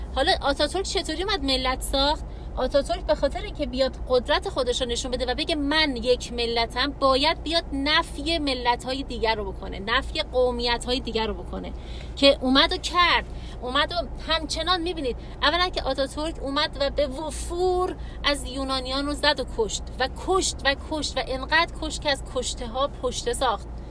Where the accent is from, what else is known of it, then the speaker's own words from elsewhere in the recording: Iran; ما همچنان ایرانیم